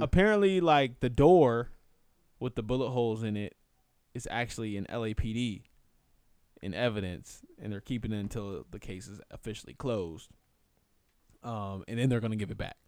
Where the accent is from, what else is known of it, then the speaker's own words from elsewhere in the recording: Inglewood, California, United States; that's my hometown